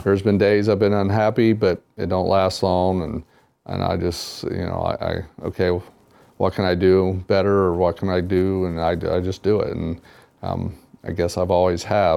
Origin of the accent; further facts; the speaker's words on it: Wapakoneta, Ohio, United States; moved away; my hometown is the hometown of Neil Armstrong